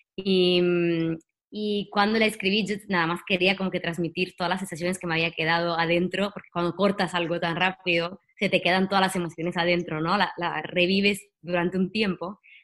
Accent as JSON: {"language": "Spanish", "country": "Italy", "accent": "Italian", "second_language": "Spanish", "moved": "yes", "lives_now": "Los Angeles, United States", "said": "como creo que se entiende por mi acento, soy italiana"}